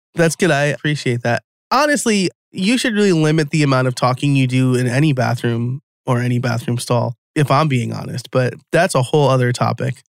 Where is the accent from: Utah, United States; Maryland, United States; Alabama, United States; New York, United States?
New York, United States; I'm from New York.